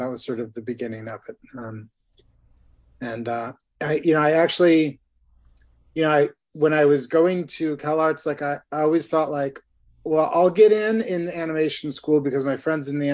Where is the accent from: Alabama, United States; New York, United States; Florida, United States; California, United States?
California, United States; Ventura; moved away as an adult; also born or lived in Ohio / Los Angeles; I grew up in Ventura